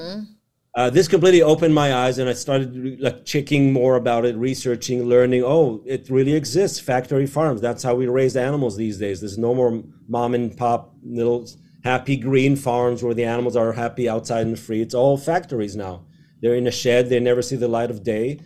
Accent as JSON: {"language": "English", "country": "Israel", "tie": "born or raised there", "said": "So I grew up in Israel"}